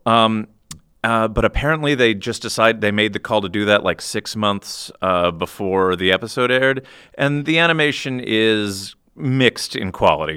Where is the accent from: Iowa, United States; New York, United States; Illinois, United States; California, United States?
Iowa, United States; I'm from Iowa